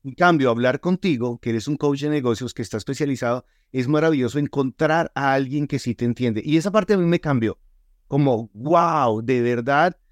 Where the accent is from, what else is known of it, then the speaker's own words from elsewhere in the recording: Colombia; now in Utah, United States; yo soy colombiano